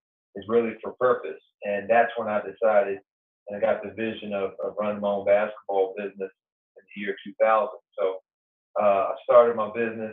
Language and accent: English; Hampton, Virginia, United States; moved away as an adult; also born or lived in Pittsburgh / Wilmington, North Carolina; now in Arkansas, United States; I grew up in Hampton, Virginia